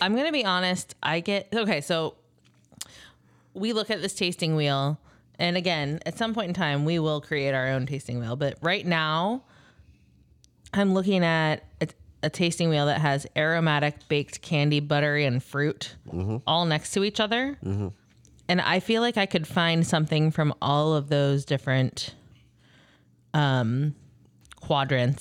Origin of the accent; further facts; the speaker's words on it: Cincinnati, Ohio, United States; moved away; when I was growing up in Cincinnati